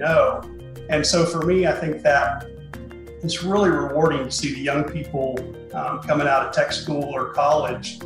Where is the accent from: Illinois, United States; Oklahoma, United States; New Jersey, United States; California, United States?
Oklahoma, United States; Southwest; So I grew up in Southwest Oklahoma. I'm a native Oklahoman